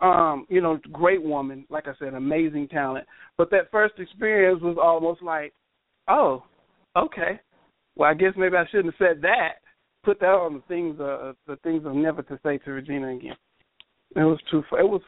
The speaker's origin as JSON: {"language": "English", "region": "the South", "country": "United States", "said": "I said, but I'm from the South, man. You know what I'm saying? That's how we embrace and show love to you know, our elders."}